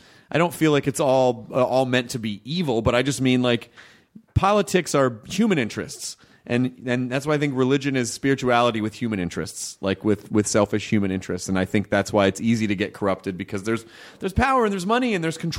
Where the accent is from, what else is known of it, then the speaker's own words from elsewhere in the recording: the South, United States; And growing up in the South, there's a giant, like, you're in the, that's the Bible Belt.